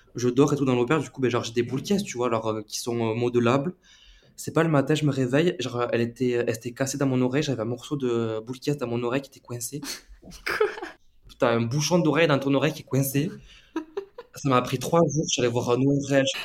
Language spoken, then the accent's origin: French; Tarn, Occitania, France; moved away as an adult; now in Uruguay; je n'allais pas rester chez moi euh, dans le Tarn